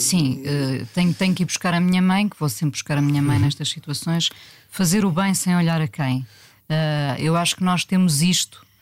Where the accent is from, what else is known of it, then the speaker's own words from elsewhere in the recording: Mindelo, Norte, Portugal; moved away; also born or lived in Lisbon; eu nasci em Lisboa, mas os meus pais, que eram do Norte, voltaram para o Norte